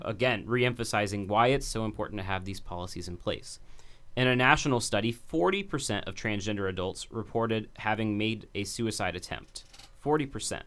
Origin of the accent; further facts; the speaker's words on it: Dayton, Ohio, United States; growing up in Dayton